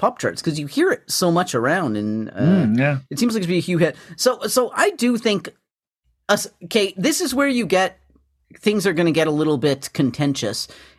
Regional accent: Alberta, Canada; I heard the song a lot growing up in Alberta.

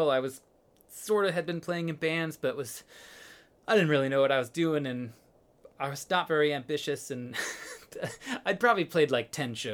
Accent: Illinois, United States; uh just outside of chicago

